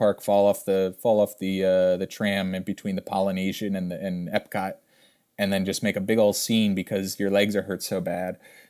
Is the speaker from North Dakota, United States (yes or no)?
no; Pennsylvania, United States; people started saying …, because Gainesville, we're from Pennsylvania